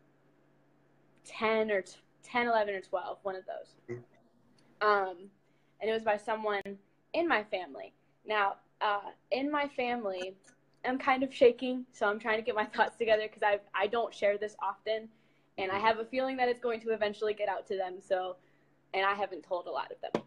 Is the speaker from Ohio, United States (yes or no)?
yes; Ohio, United States; moved away as an adult; now in Michigan, United States; Born and raised in Ohio, now live in Michigan with my mom.